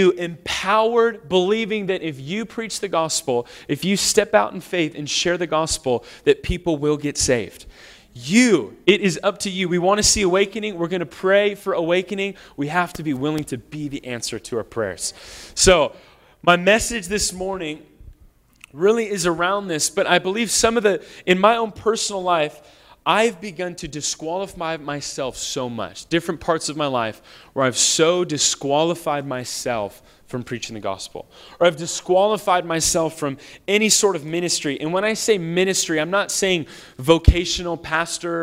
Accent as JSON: {"language": "English", "region": "Washington", "country": "United States", "said": "I'm from Washington. You know, that's definitely Northwest"}